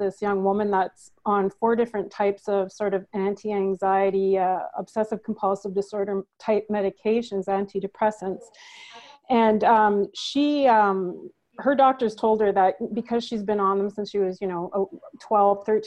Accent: Manitoba, Canada; accent: northern; now in Ontario, Canada; I'm from Manitoba, Canada originally, and we live in Ontario, Canada right now

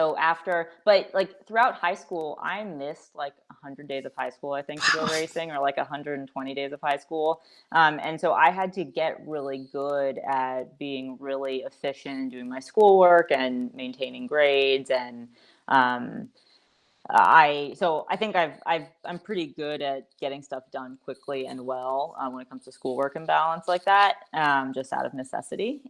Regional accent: New York City, New York, United States; also born or lived in Northern California; I was raised in New York City

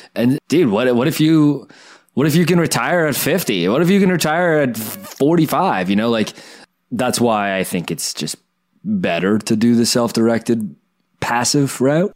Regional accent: Canada; a Canadian kid growing up watching Dragon's Den

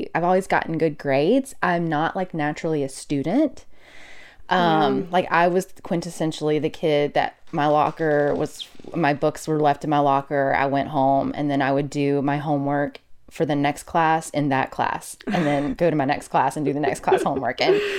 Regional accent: Mobile, Alabama, United States; So I am originally from Alabama, okay. From the other LA, lower Alabama. Grew up in Mobile. Couldn't wait to get out of there.

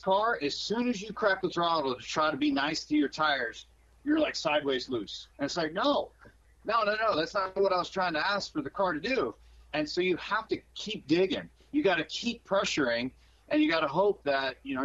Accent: West Coast, United States; when I was growing up on the West Coast

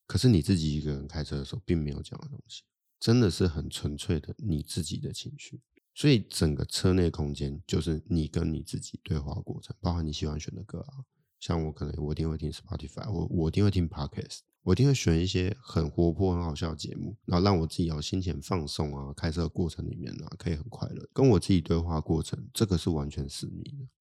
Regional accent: Taipei, Taiwan; also born or lived in Australia; 我台北人

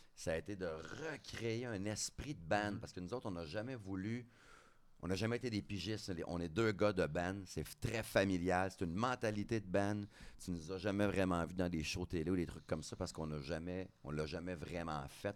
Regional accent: Drummondville, Quebec, Canada; je viens de Drummondville

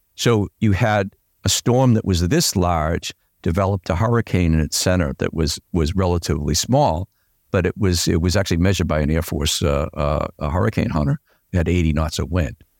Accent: Boston, Massachusetts, United States; I'm a Bostonian. Yeah, I grew up in Dorchester

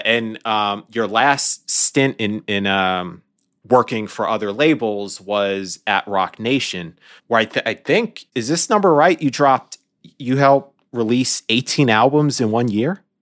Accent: New York City, New York, United States; I was born and raised in New York City

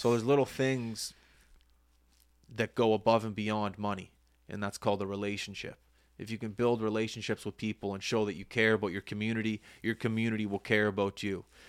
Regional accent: Halifax, Nova Scotia, Canada; as a young boy growing up in Halifax

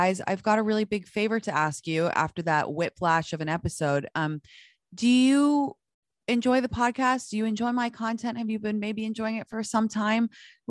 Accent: United States; So if I'm with my parents, like I'm obviously American because they're American.

